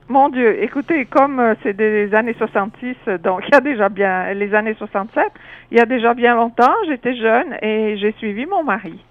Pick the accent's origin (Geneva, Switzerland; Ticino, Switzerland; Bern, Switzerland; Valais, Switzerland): Valais, Switzerland; French-speaking Switzerland, near Sierre; moved away as an adult; also born or lived in Nigeria / Montreal, Canada; now in Toronto, Canada; je viens de Suisse